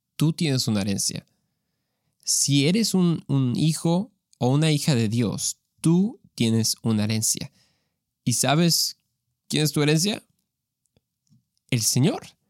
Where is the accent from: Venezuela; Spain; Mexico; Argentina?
Mexico; yo soy mexicano, entonces eso es lo que, con lo que yo crecí